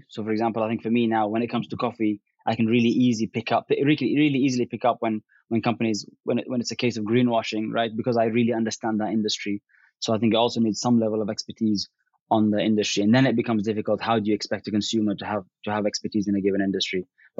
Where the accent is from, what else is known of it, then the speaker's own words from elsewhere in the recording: Yemen; growing up in Yemen and also coming from Yemeni heritage, I think that was something that was relatively natural.